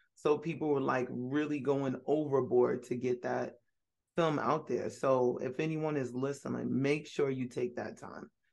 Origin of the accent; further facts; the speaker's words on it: New York City, New York, United States; I was born in Brooklyn